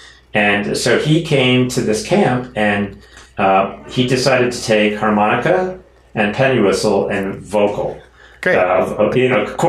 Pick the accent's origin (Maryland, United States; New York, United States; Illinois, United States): Maryland, United States; Baltimore; accent: Baltimore; That's my Baltimore accent, probably.